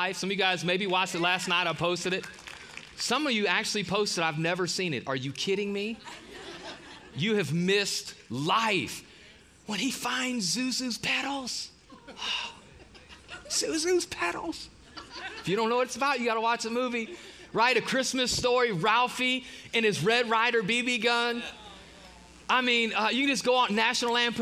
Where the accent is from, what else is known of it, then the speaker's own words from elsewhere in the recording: Ohio, United States; moved away; We typically get to go north back. I'm from Ohio. Typically get to go home for the holidays